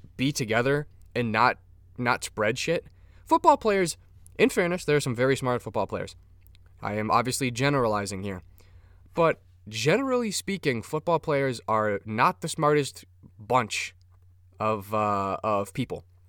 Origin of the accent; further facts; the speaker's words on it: Minnesota, United States; I'm Minnesotan